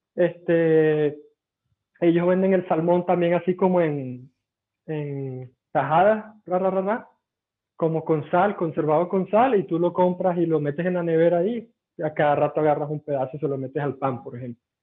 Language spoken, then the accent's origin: Spanish; Venezuela; moved away as an adult; now in Lahti, Finland; ¿tú eres venezolano? yo, sí.